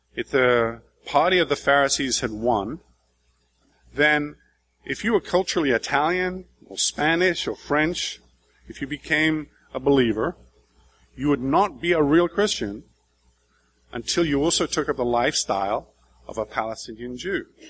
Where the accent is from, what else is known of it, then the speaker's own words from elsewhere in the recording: England, United Kingdom; moved away as an adult; also born or lived in Brazil; we're three English people